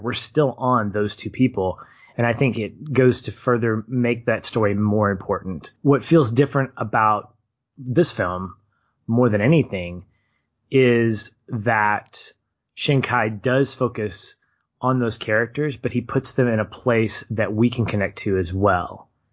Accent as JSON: {"language": "English", "country": "United States", "said": "as Americans"}